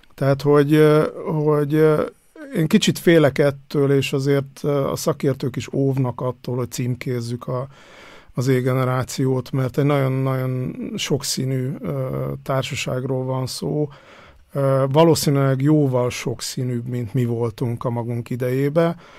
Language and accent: Hungarian; Hungary; moved away as an adult; now in Vienna, Austria; én falun nőttem föl, vagy legalábbis az évem, életem első tíz évét falun töltöttem